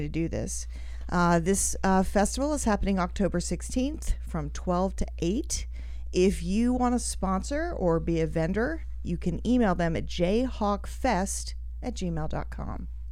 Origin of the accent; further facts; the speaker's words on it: Australia; moved away; I grew up in Australia